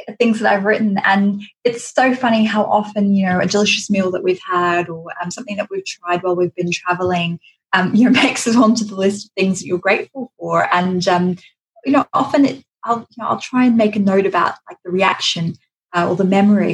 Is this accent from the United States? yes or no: no; Australia; now in London, United Kingdom; I was born in Australia, raised in Australia, had a Greek background, now, you know, living in London